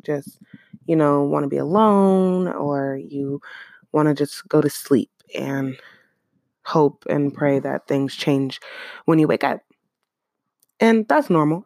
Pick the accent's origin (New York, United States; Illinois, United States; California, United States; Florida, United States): California, United States; Oakland; I'm from Oakland